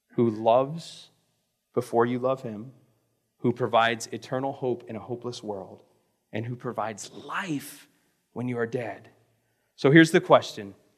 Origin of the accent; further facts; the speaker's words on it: Florida, United States; moved away as an adult; also born or lived in Missouri; I'm from Florida